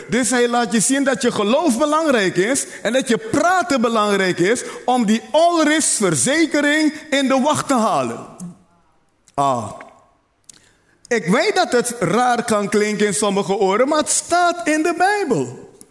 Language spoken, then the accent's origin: Dutch; Netherlands; Zie je, ik ben een Nederlander. Ik word geen Nederlander. Ik ben een Nederlander.